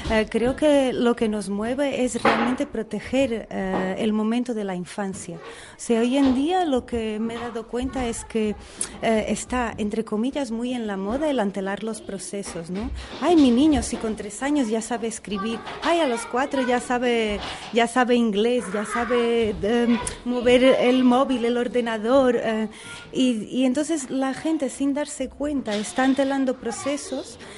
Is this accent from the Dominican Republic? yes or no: no; Portugal; Spanish is a second language; moved away as an adult; now in Spain; Yo soy portuguesa.